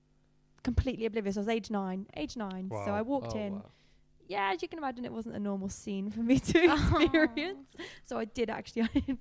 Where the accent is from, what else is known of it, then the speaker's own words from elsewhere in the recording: Cornwall, South West England, United Kingdom; We as a family are pretty open, we're pretty casual, we're Cornish, we are very chilled, laid back, and usually late about 15 minutes.